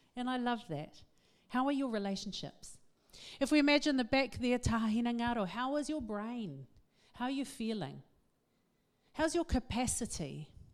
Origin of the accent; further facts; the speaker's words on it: Auckland, New Zealand; I am from West Auckland